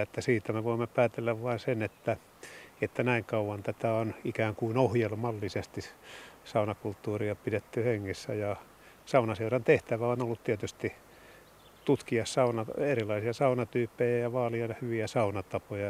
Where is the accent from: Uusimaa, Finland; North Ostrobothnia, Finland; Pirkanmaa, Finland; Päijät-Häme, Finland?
Päijät-Häme, Finland; Lahti; Meillä Ahtialassa